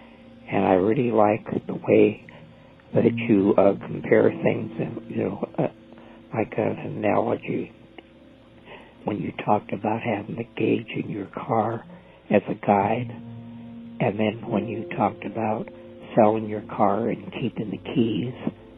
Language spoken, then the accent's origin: English; Illinois, United States; I'm from Mount Illinois, and I have been following your podcast for some time now.